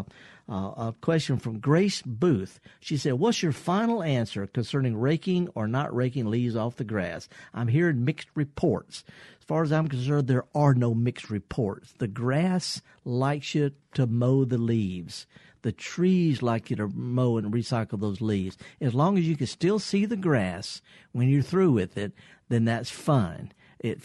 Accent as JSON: {"language": "English", "town": "Indianola", "region": "Mississippi", "country": "United States", "tie": "born or raised there", "said": "I was raised in Indianola"}